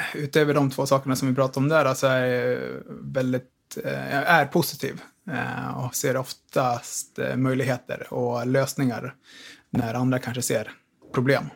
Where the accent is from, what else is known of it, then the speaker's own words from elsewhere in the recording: Tillberga, Västmanland, Sweden; also born or lived in Västerås; Bor i Västerås, född och uppvuxen ute i Tillberga